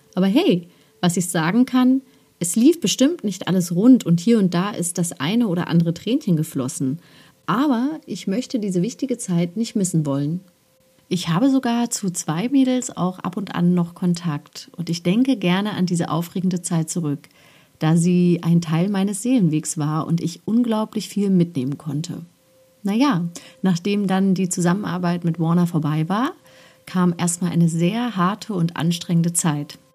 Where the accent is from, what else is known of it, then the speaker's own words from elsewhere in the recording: Halle, Saxony-Anhalt, Germany; also born or lived in Magdeburg / West Germany; Es ging also zurück in meine Geburtsstadt Halle und ich wurde bei meinen Großeltern in Magdeburg geparkt während sich meine Mom und mein Stiefvater wieder eine neue Existenz in Halle aufbauten